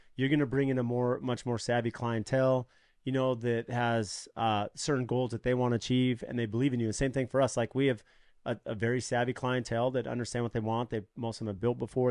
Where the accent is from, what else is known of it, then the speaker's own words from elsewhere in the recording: San Diego, California, United States; now in Arizona, United States; I grew up in San Diego and California